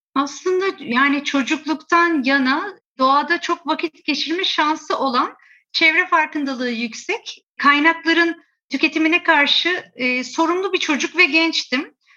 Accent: Istanbul, Turkey; Biz burada yetiştik, burada eğitimler aldık, burada işlerimizi kurduk.

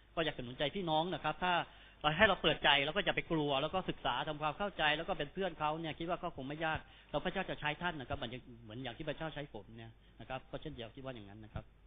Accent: Trang, Thailand; ผมเป็นคนตรังแล้วก็เกิดที่ตรัง

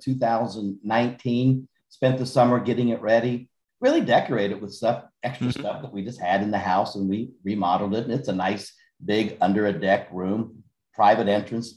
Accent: West Virginia, United States; also born or lived in St. Petersburg, Florida; I'm from there.

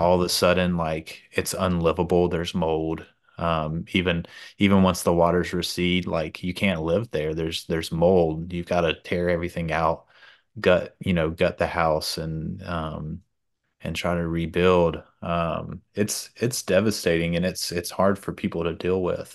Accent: Georgia, United States; moved away as an adult; now in Louisiana, United States; I'm originally from Georgia. I've been, I've been here for ten years now.

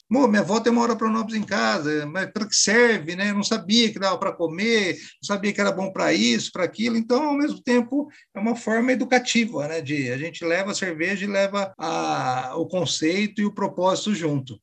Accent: Bauru, São Paulo, Brazil; na minha cidade mesmo, que eu sou de Bauru, né? Uma cidade de médio porte aqui no interior de São Paulo

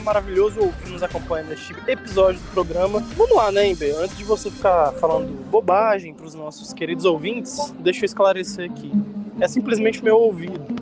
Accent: Brazil; como bom brasileiro

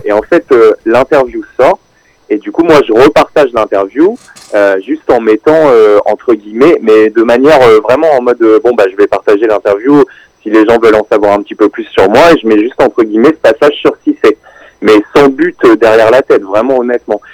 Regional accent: Rouen, Normandy, France; je viens de Rouen

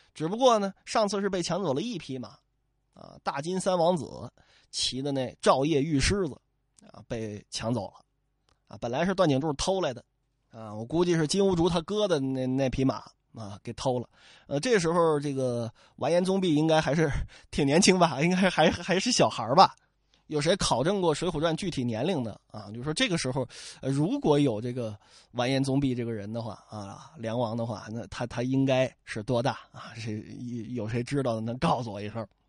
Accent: Northeast China, China; 我老家东北啊，好像不太这么说

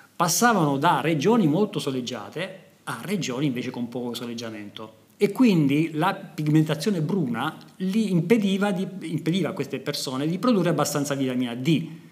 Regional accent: Lecce, Apulia, Italy; nella mia città natale, a Lecce

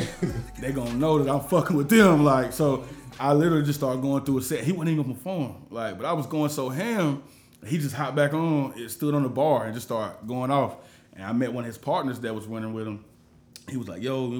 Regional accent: Charlotte, North Carolina, United States; born and raised in Charlotte

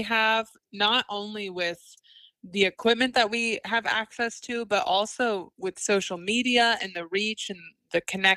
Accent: Chillicothe, Ohio, United States; moved away as an adult; now in Winston-Salem, United States; I'm originally from Chillicothe, Ohio, which is, fun fact for you trivia people out there, the first capital of Ohio

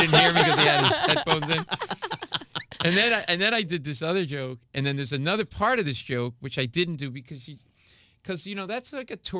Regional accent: Rhode Island, United States; now in New York, United States; I grew up in New England and Rhode Island.

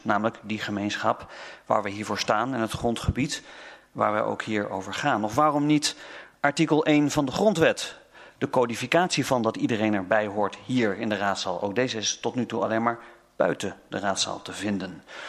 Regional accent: North Brabant, Netherlands; ik ben een Brabander

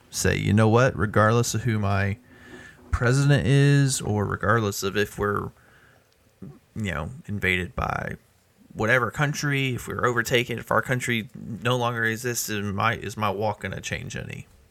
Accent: United States; I'm still an American.

